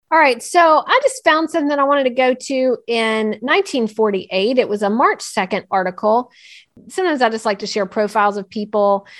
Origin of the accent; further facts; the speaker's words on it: North Carolina, United States; Clint Presley is from my, my home state